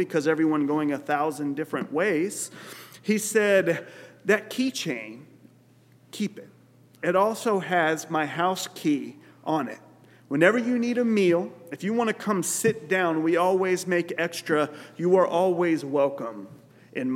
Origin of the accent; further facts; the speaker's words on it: West Texas, United States; as a young man in high school, growing up in West Texas